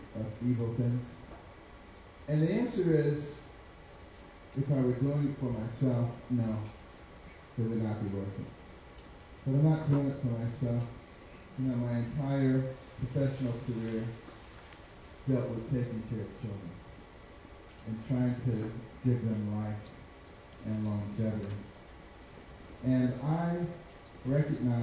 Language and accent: English; United States; I was born in America and I know the Lord.